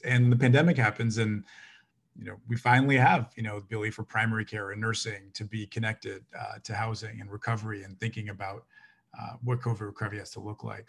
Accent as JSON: {"language": "English", "town": "Toronto", "region": "Ontario", "country": "Canada", "tie": "born or raised there", "said": "I was born in Saint Jamestown, which is right across the street from Rosedale. Folks were in Toronto. I was on Rose Avenue"}